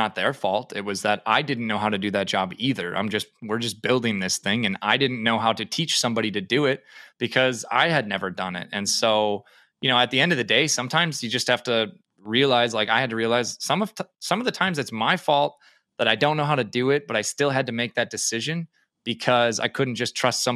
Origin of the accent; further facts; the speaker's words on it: Minnesota, United States; moved away as an adult; now in Fargo, United States; right now I live in Fargo, North Dakota, but I grew up in Minnesota.